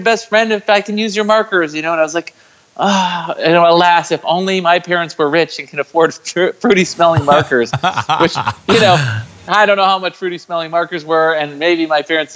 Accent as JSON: {"language": "English", "area": "Chicago suburbs", "region": "Illinois", "country": "United States", "tie": "born or raised there", "moved": "yes", "lives_now": "San Diego, United States", "said": "I live in San Diego, California. I'm originally from the Chicago suburbs"}